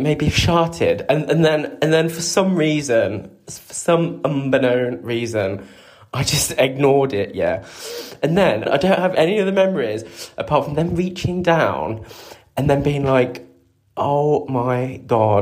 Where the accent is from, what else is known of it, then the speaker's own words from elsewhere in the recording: Coventry, West Midlands, United Kingdom; moved away; I was still living in Cov, my hometown